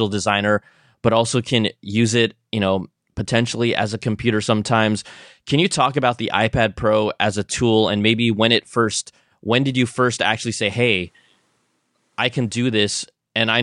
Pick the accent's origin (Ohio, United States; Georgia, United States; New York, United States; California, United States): California, United States; San Francisco Bay Area; I'm from the Bay.